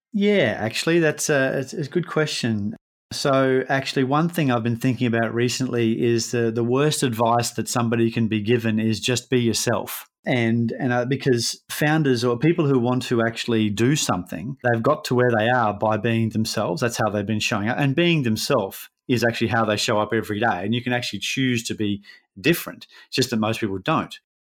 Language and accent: English; Brisbane, Queensland, Australia; we're both from Brisbane